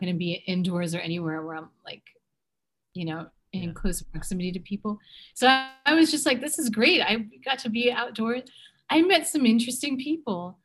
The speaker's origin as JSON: {"language": "English", "town": "Middletown", "region": "New Jersey", "country": "United States", "tie": "born or raised there", "also_born_or_lived": "Los Angeles / London", "moved": "as an adult", "said": "I was born in New Jersey. I'm from Middletown"}